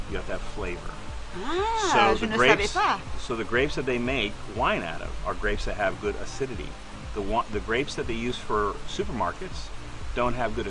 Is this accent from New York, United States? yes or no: yes; Finger Lakes, New York, United States; now in Florida, United States; I'm a New Yorker, but I'm not from the city. I grew up in the Finger Lakes, which is the central part of New York State.